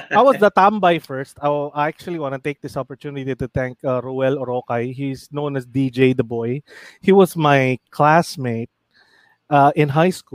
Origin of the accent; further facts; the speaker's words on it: Fairview, Metro Manila, Philippines; Sabi ko, "Taga Fairview ako."